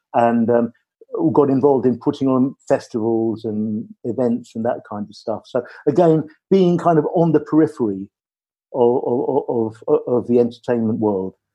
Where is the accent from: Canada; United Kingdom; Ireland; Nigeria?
Ireland; moved away; I'm Irish, I come from Ireland, and I come from a family where everybody made music